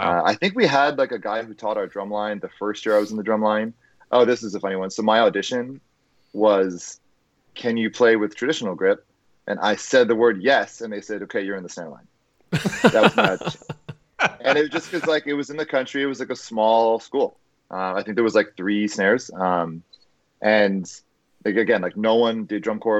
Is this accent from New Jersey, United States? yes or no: yes; New Jersey, United States; Allentown wasn't too far away from where I grew up in New Jersey